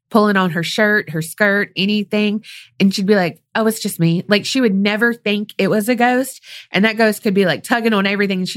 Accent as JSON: {"language": "English", "region": "New Jersey", "country": "United States", "said": "I'm from New Jersey, aka the Jersey Shore."}